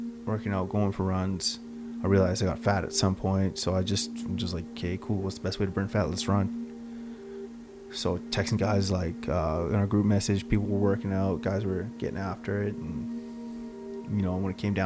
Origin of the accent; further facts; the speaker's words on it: St. Albert, Alberta, Canada; I always wanted to play hockey growing up in St. Albert